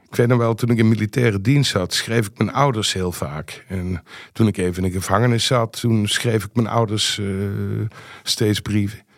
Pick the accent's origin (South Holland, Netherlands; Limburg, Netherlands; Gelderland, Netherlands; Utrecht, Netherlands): Limburg, Netherlands; Ik, eh, ik kom uit Limburg, eh, Merel, en dan zeg je altijd rare dingen.